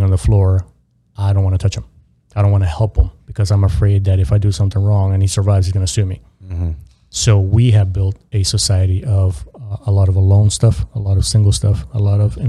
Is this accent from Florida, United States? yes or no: yes; Miami, Florida, United States; I grew up in South Florida, in Miami